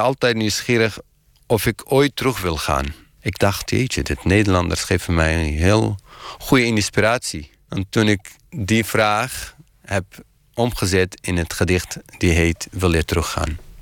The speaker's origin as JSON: {"language": "Dutch", "country": "Iraq", "second_language": "Dutch", "moved": "as an adult", "lives_now": "Netherlands", "said": "Ik vertel dat ik uit Irak kom"}